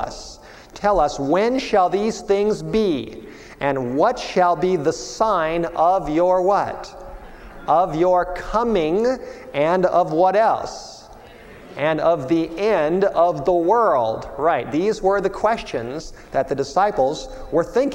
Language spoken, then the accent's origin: English; Los Angeles, California, United States; moved away as an adult; also born or lived in Michigan; I grew up in Southern California in the Hollywood Hills